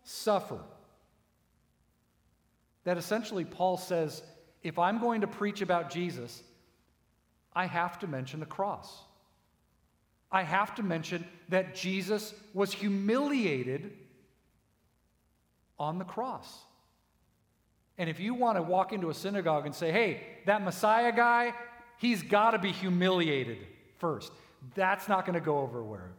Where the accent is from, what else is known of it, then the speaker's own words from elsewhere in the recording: United States; I'm an American